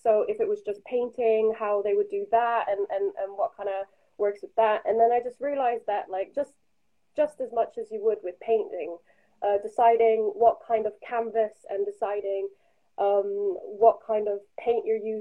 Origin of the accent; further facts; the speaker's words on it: Netherlands; now in Bath, United Kingdom; I'm a 21-year-old artist who's based in Bath at the moment, but I'm originally from the Netherlands.